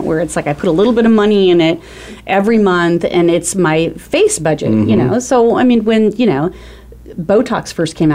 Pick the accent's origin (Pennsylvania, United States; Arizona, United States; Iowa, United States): Arizona, United States; also born or lived in California; I'm from Arizona. I've lived here all of my life with the exception of being in California for a little bit.